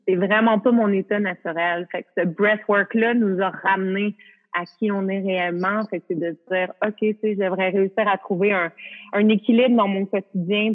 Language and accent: French; Canada; je peux pas travailler aux États-Unis, je suis canadienne